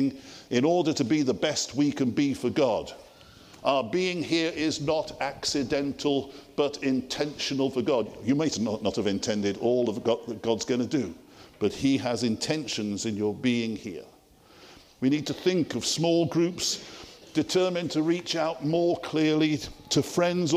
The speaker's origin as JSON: {"language": "English", "town": "Liverpool", "region": "North West England", "country": "United Kingdom", "tie": "born or raised there", "said": "I grew up as a city boy in Toxteth area of Liverpool, just an ordinary guy"}